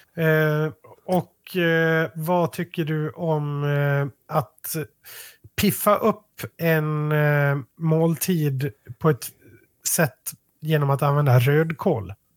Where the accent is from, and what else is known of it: Malung, Dalarna County, Sweden